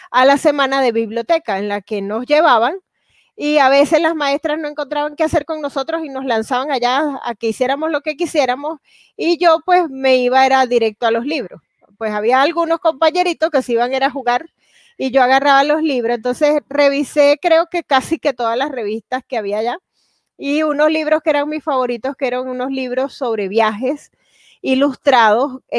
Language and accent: Spanish; Venezuela; moved away as an adult; cuando me vine de, de Venezuela, solo pude traer algunos libros y realmente ha sido muy difícil para mí volver para traer otras cosas.